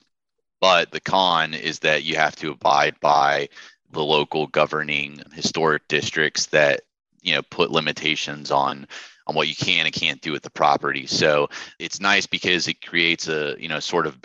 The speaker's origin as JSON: {"language": "English", "town": "Jacksonville", "region": "Florida", "country": "United States", "tie": "born or raised there", "also_born_or_lived": "Chicago", "moved": "as an adult", "said": "born and raised in Jacksonville."}